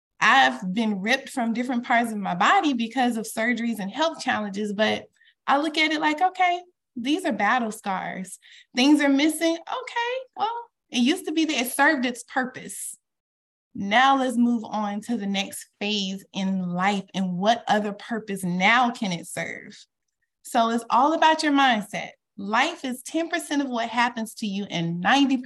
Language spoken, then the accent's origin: English; the South, United States; I'm from the South